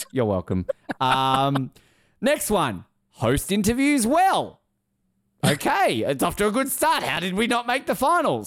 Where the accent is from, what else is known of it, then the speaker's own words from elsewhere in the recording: Hobart, Tasmania, Australia; I'm from Hobart